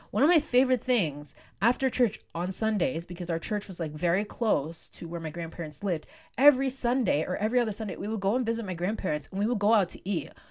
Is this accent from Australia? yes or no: no; Canada; I was born in Canada